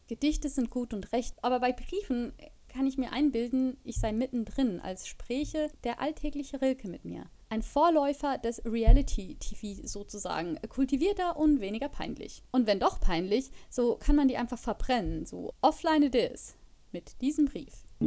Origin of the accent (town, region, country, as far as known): Switzerland; moved away as an adult; now in Germany